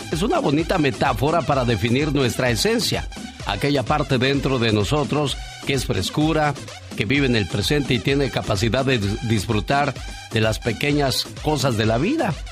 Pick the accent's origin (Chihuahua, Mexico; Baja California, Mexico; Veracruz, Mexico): Chihuahua, Mexico; Ciudad Juárez; moved away; con saludos para la gente de Ciudad Juárez, Chihuahua, porque un día Salí de Chihuahua, pero Chihuahua nunca salió de mí.